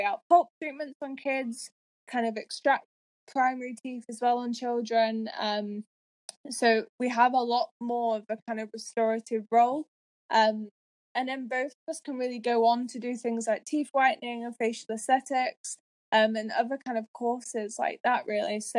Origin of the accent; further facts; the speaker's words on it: Yorkshire and the Humber, United Kingdom; moved away as an adult; now in Edinburgh, United Kingdom; originally I'm from Yorkshire